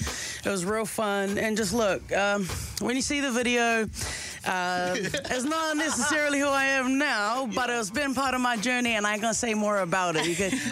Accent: Wellington, New Zealand; from Welly, pretty straightforward. I live in Wellington. I'm from Wellington.

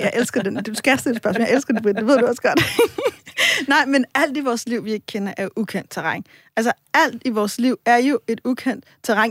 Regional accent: Copenhagen, Capital Region of Denmark, Denmark; Nu er jeg selv fra Vesterbro

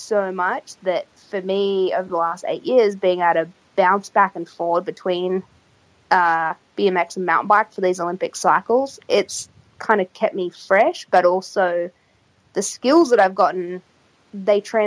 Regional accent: Australia; it was in my hometown

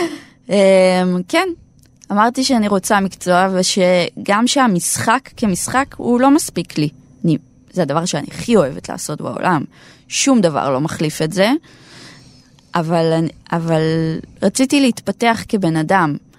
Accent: Nahariya, Northern District, Israel; אני מנהריה במקור

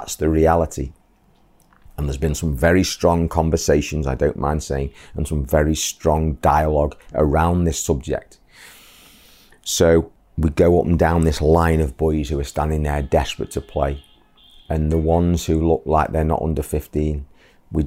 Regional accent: England, United Kingdom; moved away as an adult; now in Bangladesh; my hometown in the UK

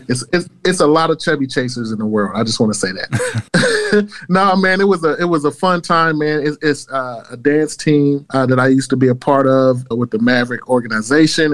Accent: Kansas, United States; moved away; I grew up in Kansas

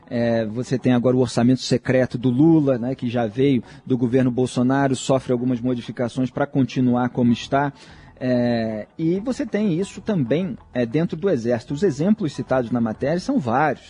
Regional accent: Brazil; Eu, como brasileiro que acompanha as autoridades públicas

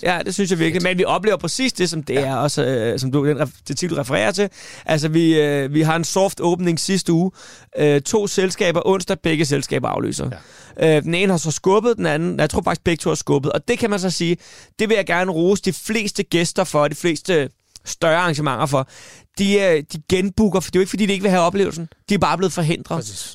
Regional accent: Svaneke, Capital Region of Denmark, Denmark; moved away; i Svanike, hvor jeg kommer fra

